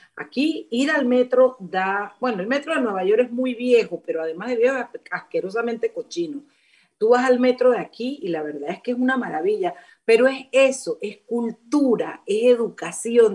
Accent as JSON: {"language": "Spanish", "region": "Chiriquí", "country": "Panama", "moved": "yes", "said": "una universidad en Chiriquí una de las 10 provincias allá en mi pueblo"}